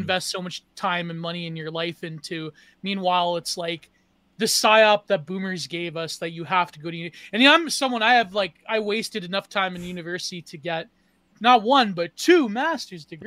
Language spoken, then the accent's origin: English; Canada; I I come from the first post-national country up to the north of America